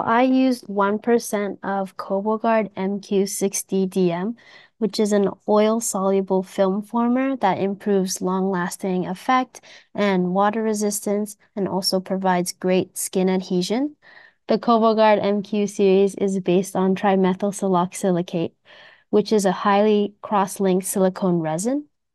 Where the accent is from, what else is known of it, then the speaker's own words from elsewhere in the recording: Canada; moved away as an adult; now in Japan; So I was born and raised in Canada, but I have been living in Japan for almost eight years